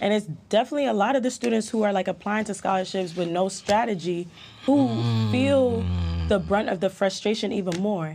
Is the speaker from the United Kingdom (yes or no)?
yes; London, United Kingdom; born or raised there; moved away; also born or lived in Jamaica